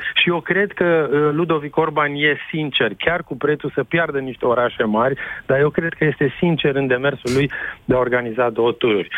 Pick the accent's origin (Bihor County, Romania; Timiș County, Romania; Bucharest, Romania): Timiș County, Romania; Timișoara; sunt timișorean